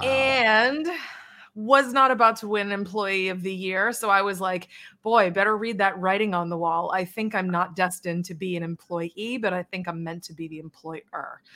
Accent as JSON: {"language": "English", "town": "Charlton", "region": "Massachusetts", "country": "United States", "tie": "born or raised there", "also_born_or_lived": "Worcester, Massachusetts", "moved": "yes", "lives_now": "Hawaii, United States", "said": "I was born in Worcester, Massachusetts, raised in Charlton, Massachusetts. Then I moved to Worcester, Massachusetts"}